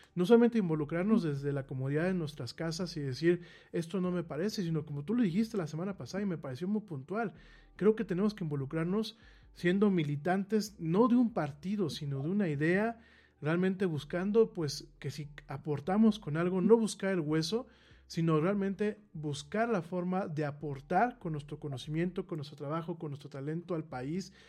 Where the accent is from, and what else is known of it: Mexico